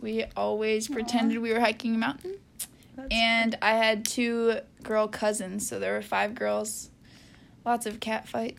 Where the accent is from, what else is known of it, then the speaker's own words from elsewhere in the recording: Michigan, United States; we are besties from Michigan